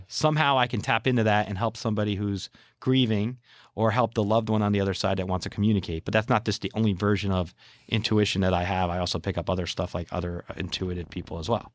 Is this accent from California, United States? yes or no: no; New Jersey, United States; we're from New Jersey